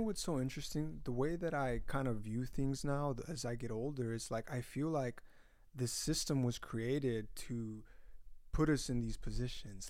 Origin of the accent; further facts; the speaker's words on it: Utah, United States; first language Spanish; English is a second language; moved away; I'm from Utah